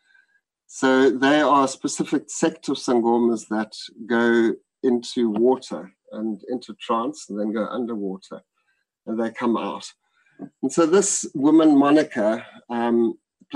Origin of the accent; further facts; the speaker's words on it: South Africa; I grew up in South Africa in the times of apartheid